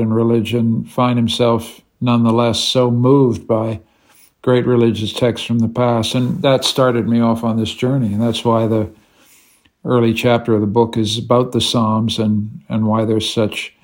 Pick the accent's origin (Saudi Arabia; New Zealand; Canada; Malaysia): Canada; now in Vienna, Austria